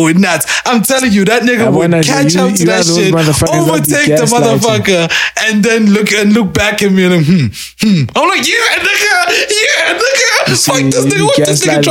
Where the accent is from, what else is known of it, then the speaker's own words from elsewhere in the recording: South Africa; I'm from Newlands. I'm from a Newlands, say. I'm from a Newlands, me